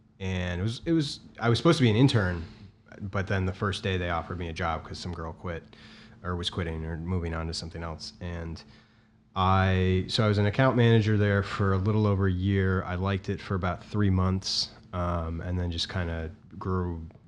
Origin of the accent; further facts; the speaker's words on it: Milwaukee, Wisconsin, United States; moved away as an adult; also born or lived in Minnesota; now in Chicago, United States; I'm from Milwaukee, but I went to college in Minnesota at University of Minnesota, Twin Cities.